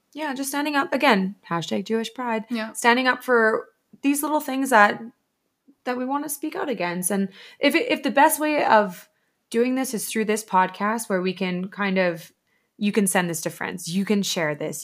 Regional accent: Alberta, Canada; we're Canadian Alberta girls

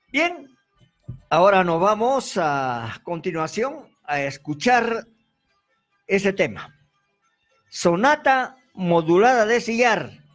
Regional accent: Arequipa, Peru; nuestra tierra arequipeña

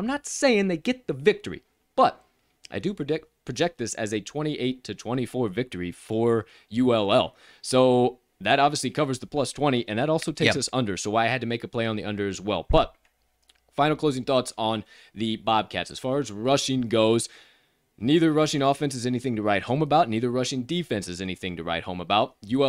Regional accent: Southern United States, United States; accent: Southern; my Southern accent has now come out, folks. And we might just do that with the Southern accent.

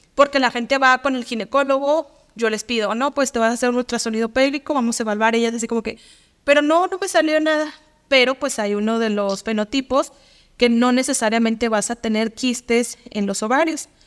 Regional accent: Mexico; como buenos mexicanos

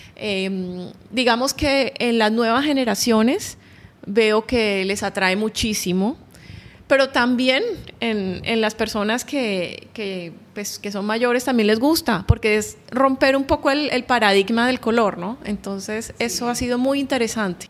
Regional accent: Barranquilla, Atlántico, Colombia; now in Oman; colombiana, eh, yo nací en Barranquilla, Colombia

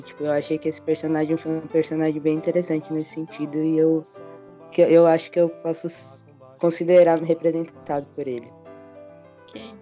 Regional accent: São Paulo, Brazil; tenho 22 anos, sou de São Paulo, sou homem trans

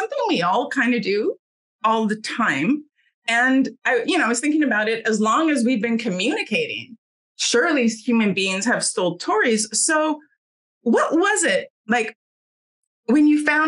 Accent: Victoria, British Columbia, Canada; moved away; Victoria, my hometown, by the way, and I was just out there visiting my family

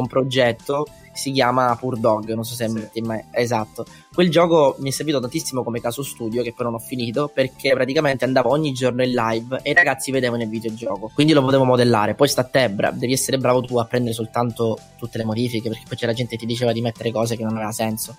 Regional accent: Messina, Sicily, Italy; moved away as an adult; also born or lived in London; now in Milan, Italy; io ho 22 anni, sono di Messina, siciliano

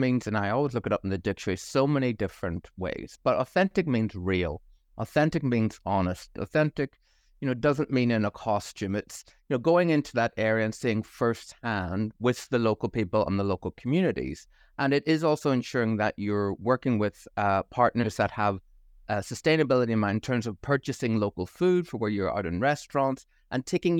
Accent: Belfast, Northern Ireland, United Kingdom; moved away as an adult; also born or lived in Boston / Auckland; But originally, I'm from Belfast in Northern Ireland. And as all good Irish graduates do, you go off, and I moved to Boston. I fell in love with a Kiwi, ended up over in Auckland for 5 years

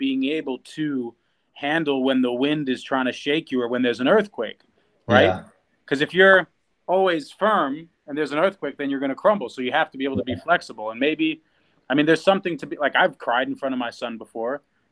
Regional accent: Russia; moved away; my background is Russian, right? I was born in Russia

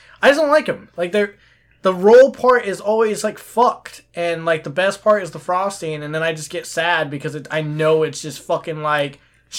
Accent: Queens, New York, United States; I'm from Queens. Queens tastes like pretzels.

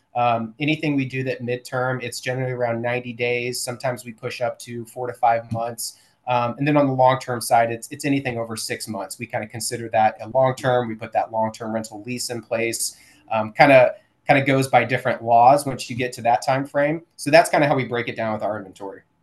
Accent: St. Louis, Missouri, United States; moved away as an adult; now in Jacksonville, United States; we're originally from St. Louis, Missouri.

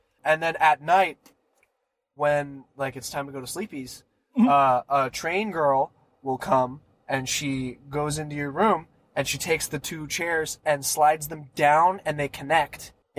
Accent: West Virginia, United States; also born or lived in Wisconsin / Pennsylvania; now in California, United States; I was born in Wisconsin, lived in a bunch of places in Pennsylvania, and moved to West Virginia.

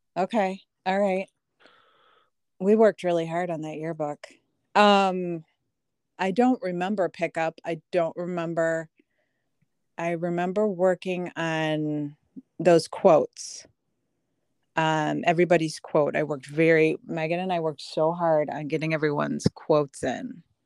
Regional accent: Des Moines, Iowa, United States; moved away as an adult; also born or lived in Aurora, Illinois; now in LaGrange Park, United States; We didn't move to Des Moines till I was two and a half. So, overall, I was only in Des Moines seventeen years

